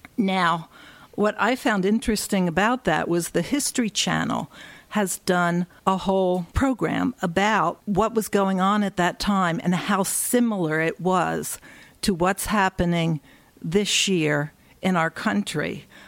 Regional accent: Philadelphia, Pennsylvania, United States; moved away; I grew up in Philadelphia.

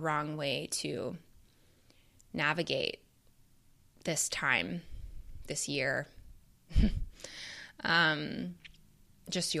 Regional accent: Canada; moved away as an adult; now in Chicago, United States; as I am from Canada originally

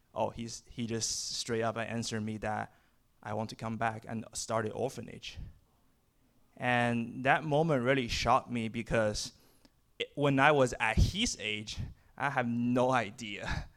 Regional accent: China; moved away as an adult; now in United States; I'm from China

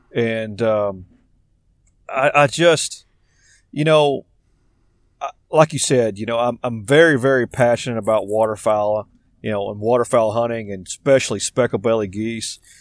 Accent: Arkansas, United States; I'm from Arkansas

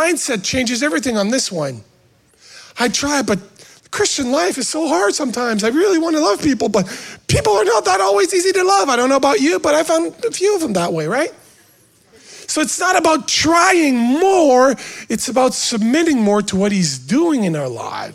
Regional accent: Canada; now in United States; I was an American before being a Canadian because I was born here, right? So my dad used to be a maple syrup maker, whatever, right? So I grew up going to the sugar shack

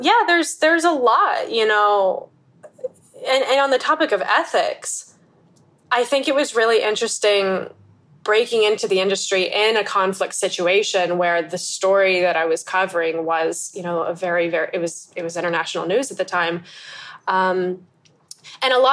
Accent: United States; moved away as an adult; also born or lived in Pennsylvania, United States / Egypt; now in Bangkok, Thailand; I'm an American photographer that's currently based in Bangkok

